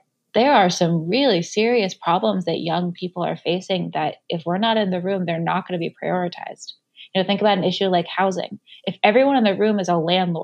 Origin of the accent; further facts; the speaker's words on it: Virginia, United States; moved away as an adult; also born or lived in Chicago; I grew up in Virginia, went to school in Chicago